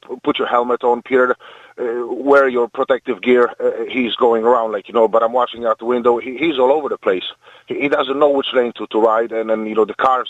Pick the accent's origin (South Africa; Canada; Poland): Poland; English is a second language; Poland. It was a Fiat 126P.